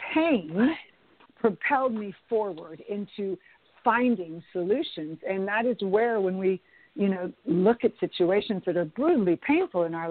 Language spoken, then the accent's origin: English; Bay Area, California, United States; now in Los Angeles, United States; I moved to Los Angeles. I was from the Bay Area.